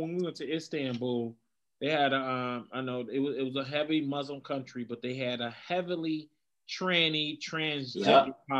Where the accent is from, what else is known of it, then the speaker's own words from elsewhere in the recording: Detroit, Michigan, United States; I'm from Detroit.